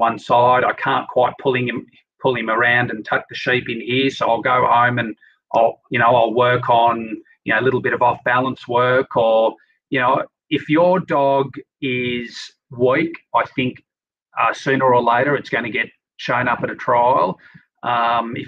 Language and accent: English; Sydney, New South Wales, Australia; I grew up in Sydney, no real interaction with animals